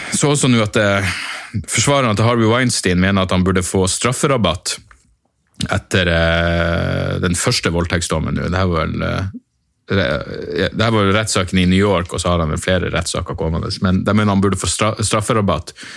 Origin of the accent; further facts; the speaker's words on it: Northern Norway, Norway; accent: Northern Norwegian dialect; jeg er nordlending